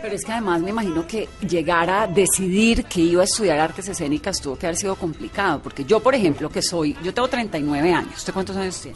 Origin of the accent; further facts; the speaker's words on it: Cali, Valle del Cauca, Colombia; moved away as an adult; yo también me fui muy pequeña de Cali, a los 18.